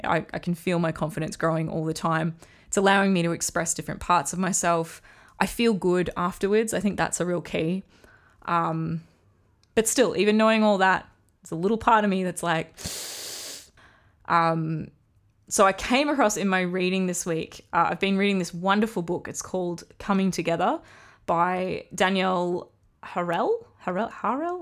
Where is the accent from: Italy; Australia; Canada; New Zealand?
Australia; accent: Australian; I'm in Australia, if you can't tell from my accent.